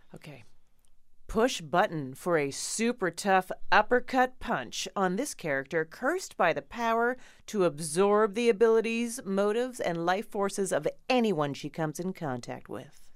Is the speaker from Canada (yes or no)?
yes; Canada; We're both Canadian